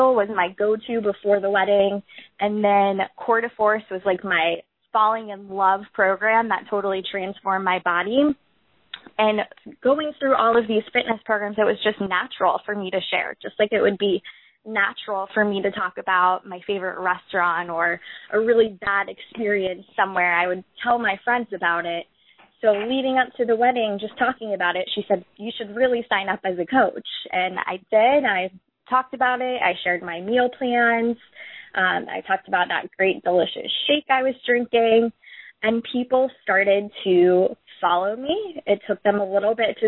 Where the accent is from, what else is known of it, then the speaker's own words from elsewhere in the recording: Florida, United States; also born or lived in Auburn, Alabama; I ended up relocating back to Florida, my home state